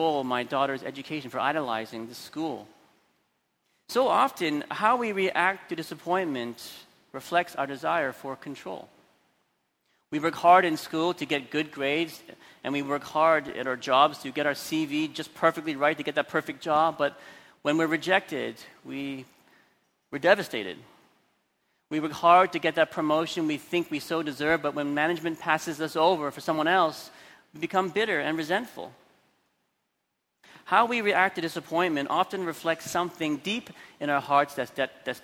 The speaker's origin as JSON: {"language": "English", "town": "Vancouver", "region": "British Columbia", "country": "Canada", "tie": "born or raised there", "moved": "yes", "lives_now": "Hong Kong", "said": "I grew up in Vancouver, Canada, where everyone just went down the street to the local school. Not in Hong Kong."}